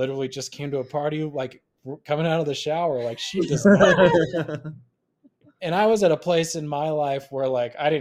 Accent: Logan, Utah, United States; moved away as an adult; now in Utah County, United States; I'm originally from Logan. I moved down to Utah County for work

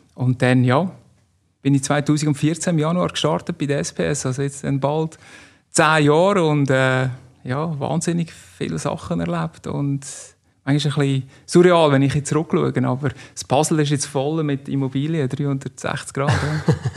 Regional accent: Stansstad, Nidwalden, Switzerland; now in Canton of Zug, Switzerland; aufgewachsen in Standstadt, Kanton Nidwalden

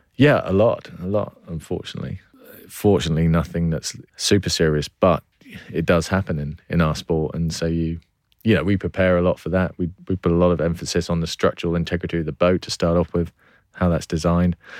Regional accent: Cornwall, South West England, United Kingdom; born or raised there; also born or lived in Cheshire

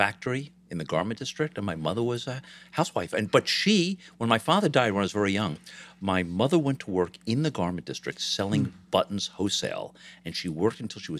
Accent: Long Island, New York, United States; Well, I was born in New York City, but I grew up on Long Island, just over the city line. And that doesn't count as a city kid.

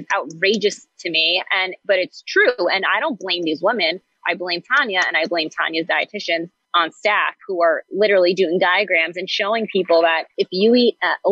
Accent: Great Neck, New York, United States; I'm a Jewish girl from Long Island. I grew up in Great Neck.

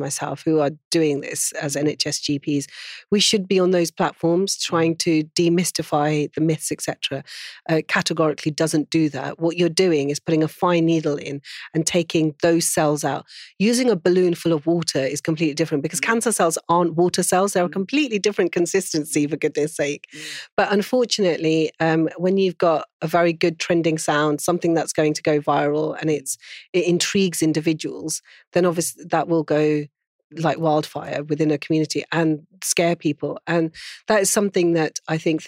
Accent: Pakistan; being Pakistani

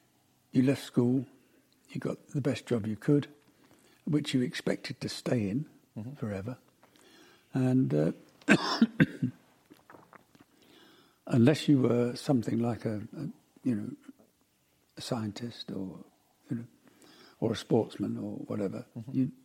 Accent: Glasgow, Scotland, United Kingdom; moved away; also born or lived in Croydon; I was born in Glasgow

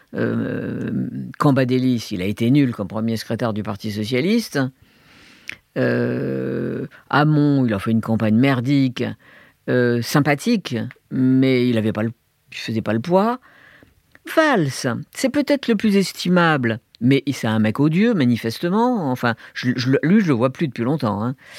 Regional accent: Algiers, Algiers Province, Algeria; moved away; also born or lived in Hong Kong / Beijing, China; Je suis né en 45 en Algérie. J'ai grandi avec la guerre d'Algérie dans une famille de gauche, de juifs de gauche à Alger

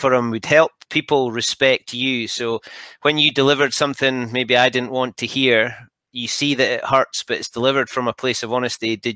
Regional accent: Scotland, United Kingdom; as a Scotsman

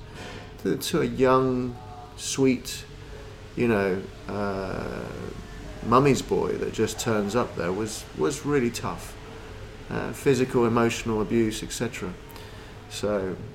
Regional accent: Lima, Peru; moved away; I was born in Lima, in Peru

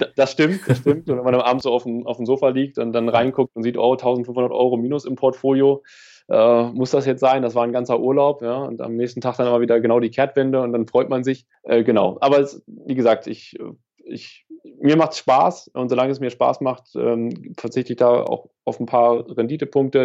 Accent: Lower Saxony, Germany; Niedersachsen ist äh, meine Heimat. Ja. Mhm. Ähm, ich komme vom Dorf hier

